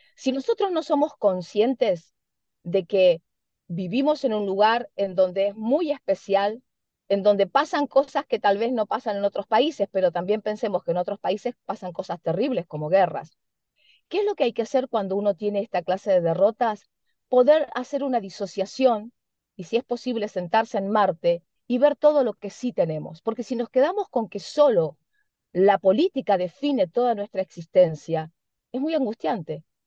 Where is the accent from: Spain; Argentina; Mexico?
Argentina; Somos nosotros los argentinos también con una idiosincrasia especial